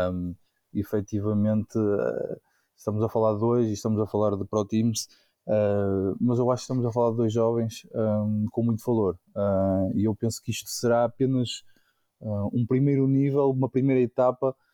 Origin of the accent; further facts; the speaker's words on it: Portugal; que nos tem deixado extremamente orgulhosos enquanto portugueses.